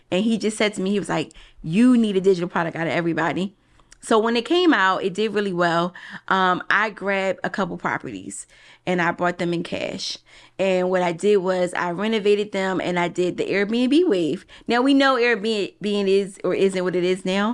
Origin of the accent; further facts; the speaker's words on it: Philadelphia, Pennsylvania, United States; I'm from Philly